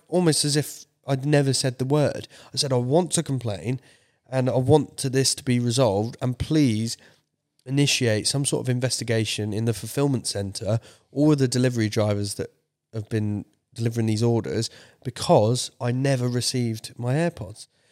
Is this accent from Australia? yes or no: no; United Kingdom; my British self